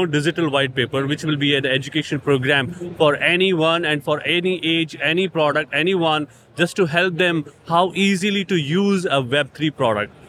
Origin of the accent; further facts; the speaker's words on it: India; India, I'm from India